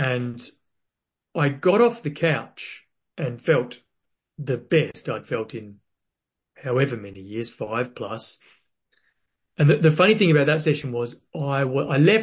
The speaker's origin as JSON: {"language": "English", "region": "Western Australia", "country": "Australia", "tie": "born or raised there", "said": "I was born in Western Australia"}